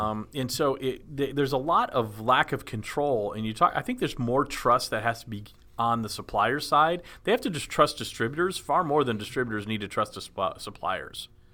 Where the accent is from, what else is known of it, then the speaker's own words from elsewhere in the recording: Dallas, Texas, United States; I grew up in Dallas, Texas